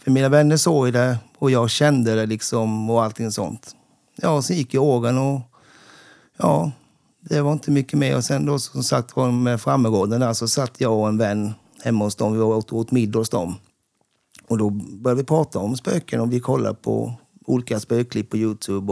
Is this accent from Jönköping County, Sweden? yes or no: yes; Sävsjö, Jönköping County, Sweden; Sävsjö, där jag kommer ifrån